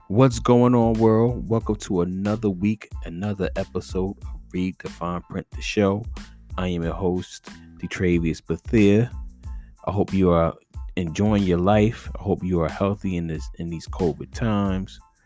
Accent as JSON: {"language": "English", "region": "Northeast", "country": "United States", "said": "as a northeasterner"}